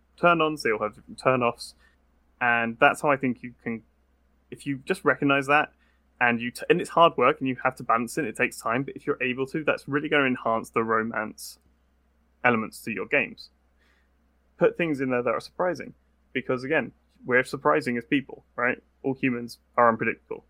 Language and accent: English; United Kingdom; as a British person